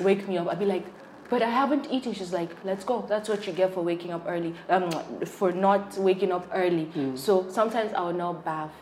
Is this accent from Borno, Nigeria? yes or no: yes; Borno, Nigeria; I'm from Borno, and you know how Borno people are with tea